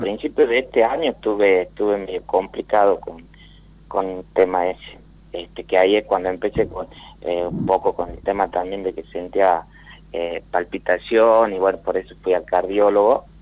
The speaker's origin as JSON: {"language": "Spanish", "region": "Tucumán", "country": "Argentina", "said": "De Tucumán."}